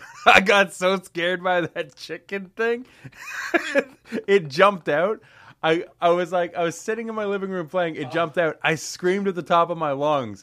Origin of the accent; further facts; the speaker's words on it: London, Ontario, Canada; born and raised in London, Ontario